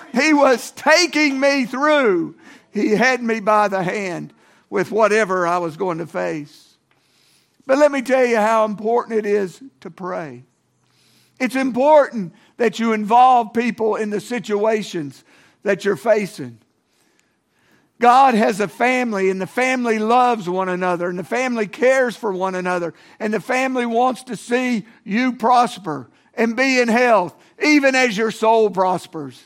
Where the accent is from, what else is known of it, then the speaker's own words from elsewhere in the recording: Norton, Virginia, United States; substance abuse medicine in my hometown of Norton, Virginia.